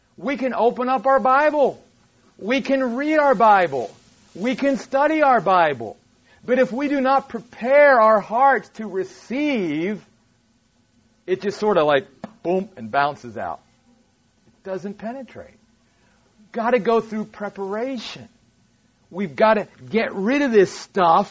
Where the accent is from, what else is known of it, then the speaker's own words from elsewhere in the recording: East Coast, United States; moved away; I'm from back east